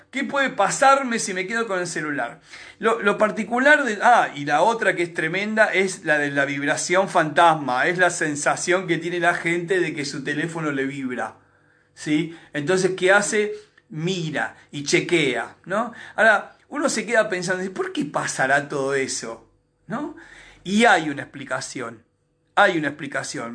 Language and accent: Spanish; Argentina; solamente en Argentina nos comportamos así